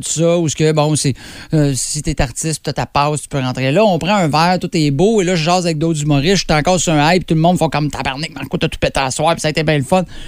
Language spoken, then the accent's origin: French; Drummondville, Quebec, Canada; je viens de Drummond